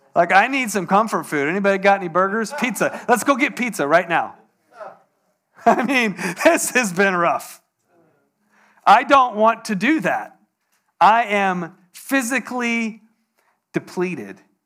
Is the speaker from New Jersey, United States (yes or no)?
no; Poway, California, United States; I grew up in Poway